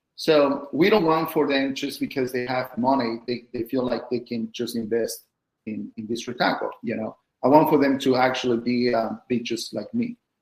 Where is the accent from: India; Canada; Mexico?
Mexico; now in United States; I'm from Mexico